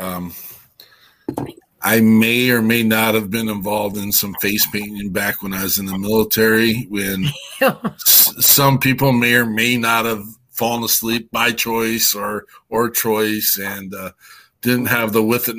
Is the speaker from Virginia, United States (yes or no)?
no; Wyoming, United States; I'm from Wyoming State.